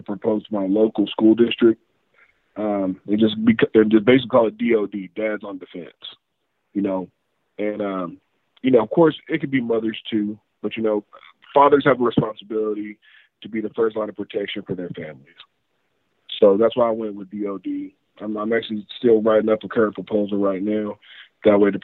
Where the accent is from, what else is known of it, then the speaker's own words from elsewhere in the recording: West Texas, United States; I'm from West Texas. I'm a few hours away from Uvalde